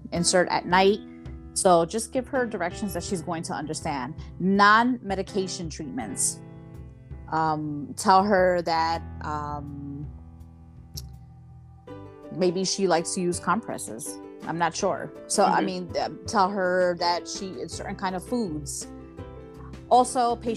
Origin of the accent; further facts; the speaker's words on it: New York, United States; moved away; I'm a New Yorker.